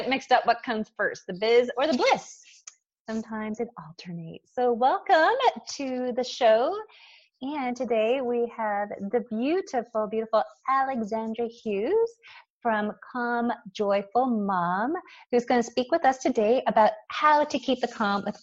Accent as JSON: {"language": "English", "town": "Montreal", "region": "Quebec", "country": "Canada", "tie": "born or raised there", "said": "I was born in Montreal, though, when I was raised in Montreal."}